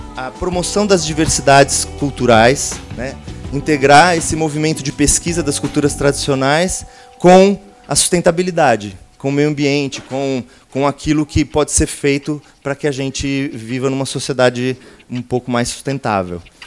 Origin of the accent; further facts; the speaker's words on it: Santo André, São Paulo, Brazil; moved away; also born or lived in West Zone, São Paulo; eu nasci em Santo André, ali no ABC Paulista